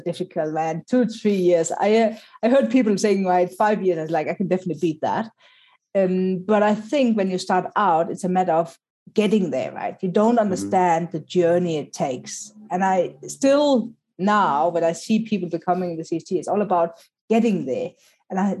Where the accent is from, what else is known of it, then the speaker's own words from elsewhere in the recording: Cape Town, Western Cape, South Africa; English is a second language; I come from Cape Town, was the only one from Cape Town there.